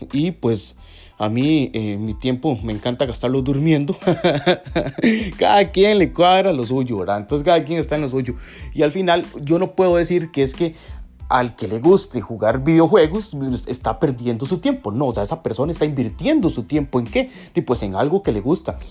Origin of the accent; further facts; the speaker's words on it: Costa Rica; aquí en Costa Rica, en mi país